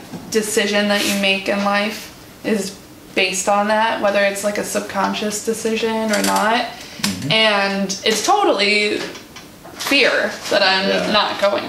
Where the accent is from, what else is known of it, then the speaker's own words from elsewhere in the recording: Wisconsin, United States; I've always been here in Wisconsin, but my parents are from the South.